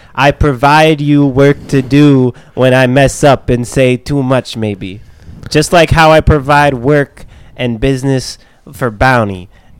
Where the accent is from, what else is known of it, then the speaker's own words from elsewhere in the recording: Midwest, United States; we're from the Midwest.